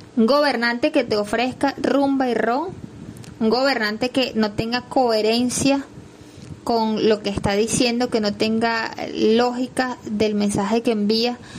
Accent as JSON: {"language": "Spanish", "country": "Venezuela", "said": "los venezolanos decimos"}